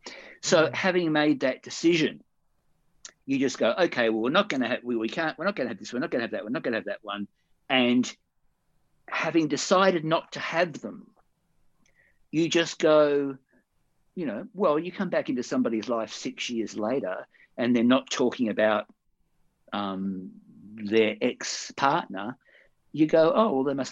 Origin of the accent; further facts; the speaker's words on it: Perth, Western Australia, Australia; moved away; I came over here from Perth in 79, a year after I'd been here. You know what I mean? The people from Perth in my past were in my past